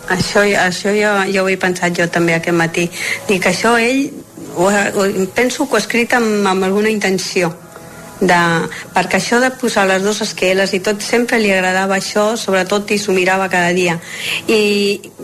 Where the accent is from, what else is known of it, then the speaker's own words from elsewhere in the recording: Galicia, Spain; moved away; com que jo sóc gallega, sempre parlàvem en castellà